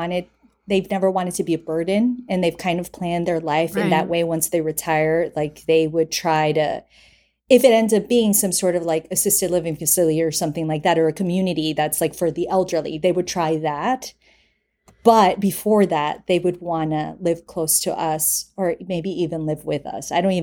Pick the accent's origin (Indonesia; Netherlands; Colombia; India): Colombia; Bogotá; now in New York, United States; I'm from Bogota.